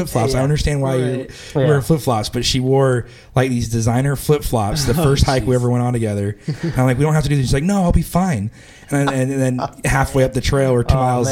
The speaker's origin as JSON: {"language": "English", "area": "West Coast", "region": "Pacific Northwest", "country": "United States", "moved": "yes", "said": "I come from the West Coast, mm-hmm. and your Pacific Northwest."}